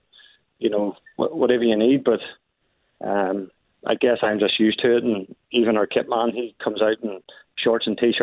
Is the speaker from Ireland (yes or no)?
yes; Ireland; now in Canada; I'm from Ireland